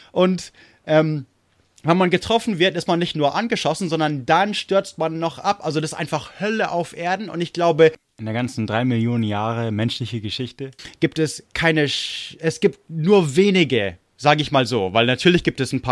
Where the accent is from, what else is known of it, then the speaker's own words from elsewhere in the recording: United States; er war in England stationiert in der amerikanischen Air Force, also ich bin Amerikaner.